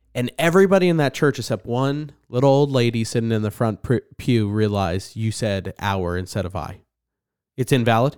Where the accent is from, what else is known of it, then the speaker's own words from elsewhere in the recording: New Jersey, United States; I'm an angry person 'cause I'm from New Jersey